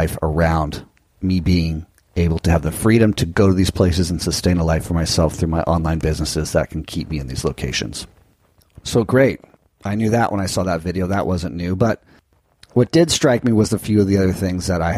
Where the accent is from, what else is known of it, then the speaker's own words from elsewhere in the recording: Southern California, United States; Growing up in Southern California